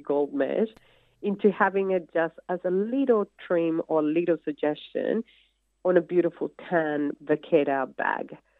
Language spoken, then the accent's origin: English; Colombia; English is a second language; moved away as an adult; now in Australia; you come from Colombia with a little bit of American kind of knowledge of English